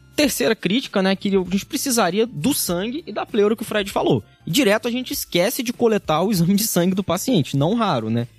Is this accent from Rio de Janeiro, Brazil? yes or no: yes; interior of Rio de Janeiro, Brazil; moved away as an adult; now in São Paulo, Brazil; eu sou do interior do Rio de Janeiro, vim aqui para São Paulo